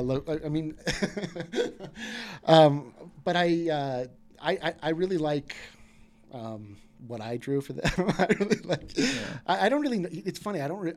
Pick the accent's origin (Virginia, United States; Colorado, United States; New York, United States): Colorado, United States; Fort Collins; I grew up in Fort Collins.